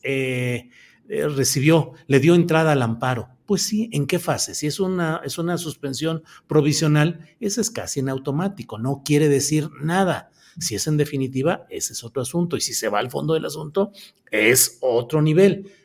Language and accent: Spanish; Torreón, Coahuila, Mexico; Torreón, Coahuila, mi tierra natal, sí es polvosa